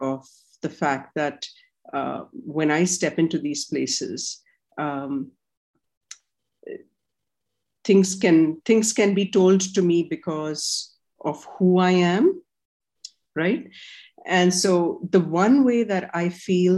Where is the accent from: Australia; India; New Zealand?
India; I'm Indian